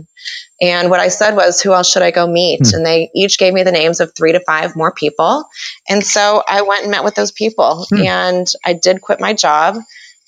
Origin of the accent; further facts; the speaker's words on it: Kansas City, United States; I'm from Kansas City. This is where I live now. It's where I grew up